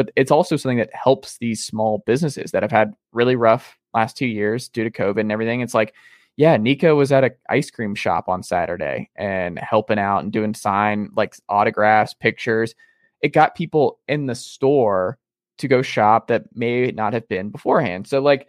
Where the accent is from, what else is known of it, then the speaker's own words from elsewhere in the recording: the South, United States; growing up in the South and talking to folks